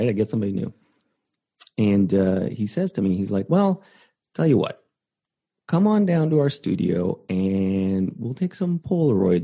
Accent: Canada; moved away; I was originally going to school in Vancouver because I'm from Canada originally.

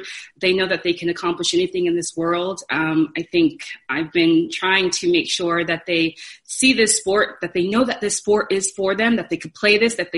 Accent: Irvine, California, United States; I grew up in Irvine, and that was by design for my parents

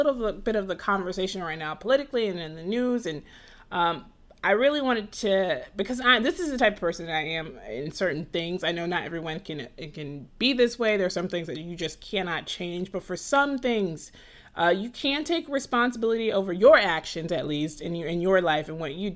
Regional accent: Atlanta, Georgia, United States; I grew up in Atlanta

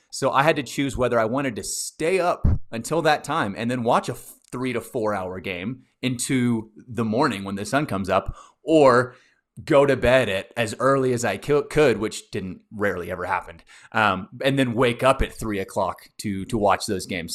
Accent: Texas, United States; I'm from Texas

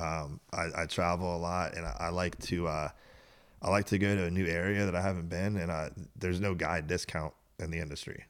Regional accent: Tierra Verde, Florida, United States; I was born and raised on Tierra Verde.

